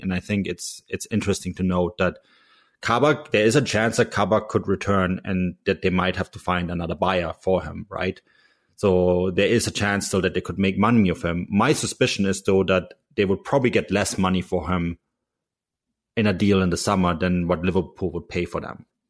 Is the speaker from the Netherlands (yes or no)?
no; Munich, Bavaria, Germany; also born or lived in Canadian West Coast; now in Canada; I'm from Munich